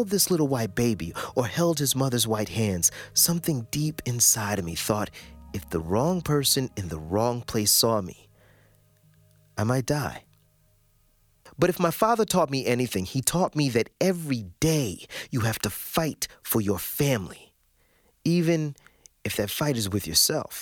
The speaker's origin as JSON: {"language": "English", "region": "the South", "country": "United States", "tie": "born or raised there", "said": "I grew up in the South"}